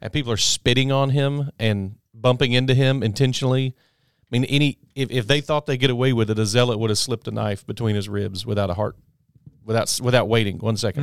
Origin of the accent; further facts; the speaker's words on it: United States; as an American